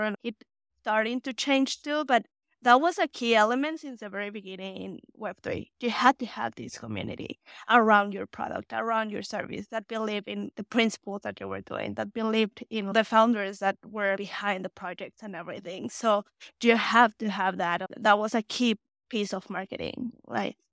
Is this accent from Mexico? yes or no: yes; Mexico; English is a second language; moved away as an adult; now in United States